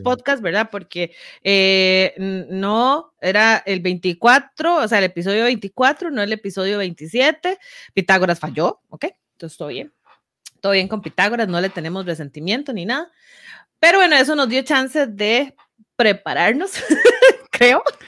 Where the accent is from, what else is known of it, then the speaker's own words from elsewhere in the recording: Grecia, Alajuela, Costa Rica; yo viví toda mi infancia en Grecia prácticamente